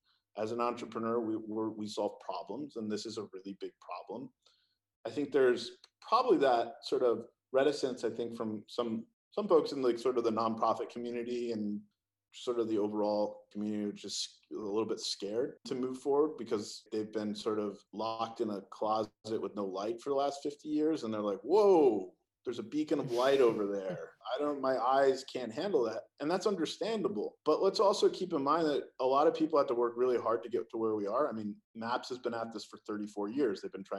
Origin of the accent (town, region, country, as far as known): California, United States